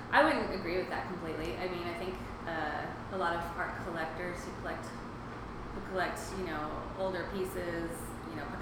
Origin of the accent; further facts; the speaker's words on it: Sedona, Arizona, United States; I grew up in Sedona